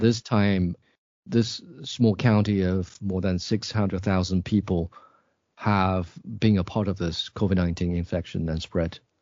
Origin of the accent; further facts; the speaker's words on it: Suichuan, Jiangxi, China; now in Nanchang, China; my hometown, Jiangxi Province